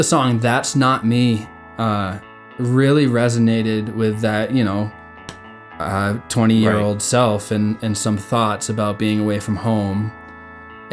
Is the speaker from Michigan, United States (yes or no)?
no; York, Maine, United States; moved away; we all grew up in that small beach town, which I live 2,000 miles away from it now